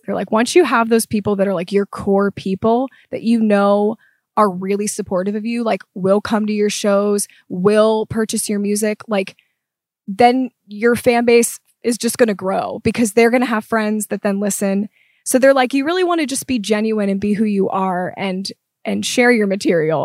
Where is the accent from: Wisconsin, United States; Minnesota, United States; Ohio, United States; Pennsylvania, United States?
Pennsylvania, United States; Pittsburgh; moved away; I am from Pittsburgh originally